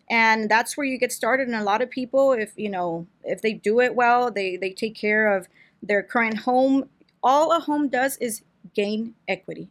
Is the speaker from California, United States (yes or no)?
yes; Brawley, California, United States; I wasn't born here, but I was raised here